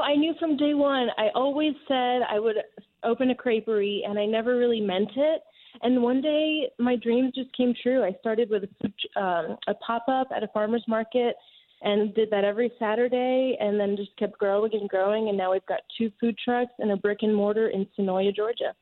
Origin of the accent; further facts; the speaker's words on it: France; now in Atlanta, United States; I was born and raised in France